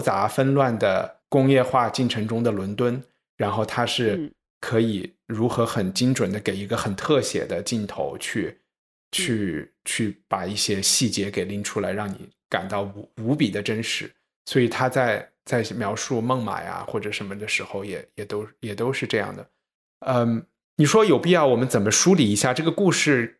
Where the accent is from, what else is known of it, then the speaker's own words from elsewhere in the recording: China; 作为中国人